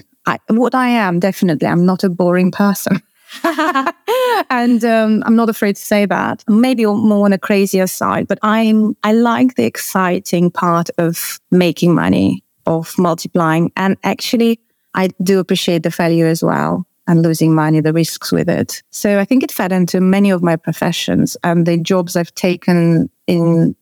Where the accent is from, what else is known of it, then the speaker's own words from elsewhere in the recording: Russia; moved away; I was born in Russia